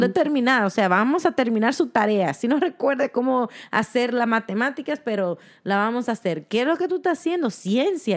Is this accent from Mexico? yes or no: no; Dominican Republic; moved away; somos dominicanas